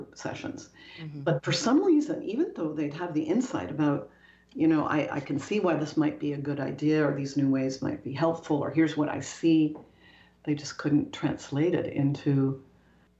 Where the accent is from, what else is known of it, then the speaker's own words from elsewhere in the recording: Canada; moved away as an adult; also born or lived in Toronto / Paris; I'm Canadian. I was at the time based in Toronto